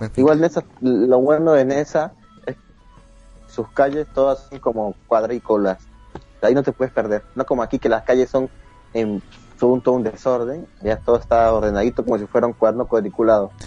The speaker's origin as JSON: {"language": "Spanish", "country": "Peru"}